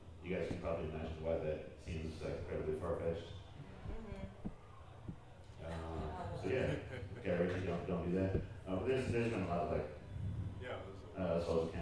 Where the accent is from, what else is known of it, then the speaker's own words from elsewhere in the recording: Seattle, Washington, United States; moved away; I'm from Seattle